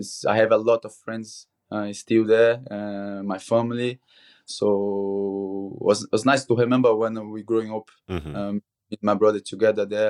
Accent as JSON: {"language": "English", "town": "Petrópolis", "region": "Rio de Janeiro", "country": "Brazil", "tie": "born or raised there", "moved": "yes", "said": "It's in the mountains in Rio. It's like 50 minutes from the city, from Rio de Janeiro. It's quite than Rio, to be honest, but for being raised there with my brother"}